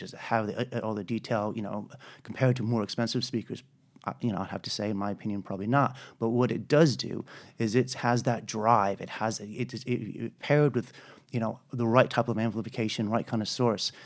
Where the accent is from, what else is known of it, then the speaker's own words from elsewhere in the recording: United States; moved away as an adult; also born or lived in Colorado / United Kingdom; I'm an American